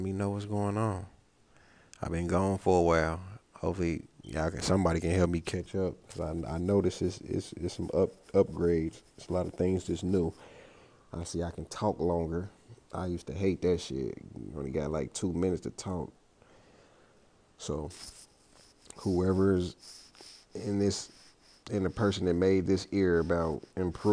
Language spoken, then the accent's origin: English; Cincinnati, Ohio, United States; I'm from Cincinnati